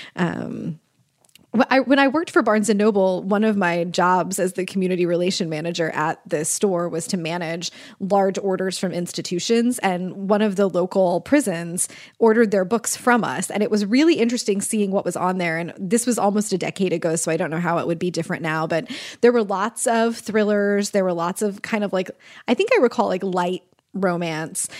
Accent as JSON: {"language": "English", "region": "Kansas", "country": "United States", "said": "I'm from Kansas"}